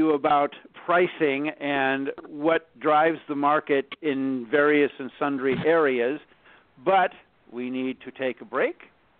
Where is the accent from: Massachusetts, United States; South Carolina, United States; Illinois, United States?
Illinois, United States; Chicago; now in Pacific Northwest, United States; I grew up in Chicago, but I currently live in the Pacific Northwest.